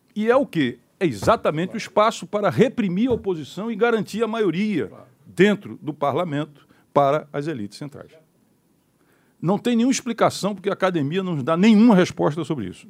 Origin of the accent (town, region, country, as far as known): Pernambuco, Brazil